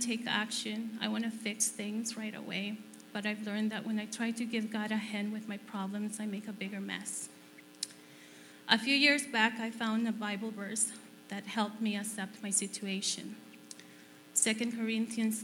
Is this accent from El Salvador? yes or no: yes; El Salvador; moved away as an adult; now in Canada; I was born in El Salvador